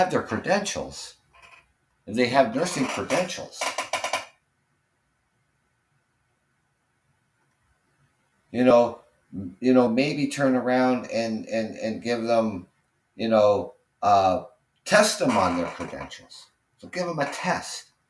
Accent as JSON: {"language": "English", "country": "Canada", "said": "I'm Canadian."}